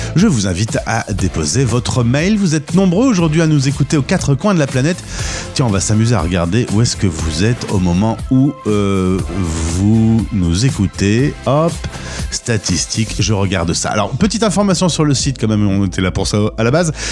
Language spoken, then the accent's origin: French; France; chez nous en France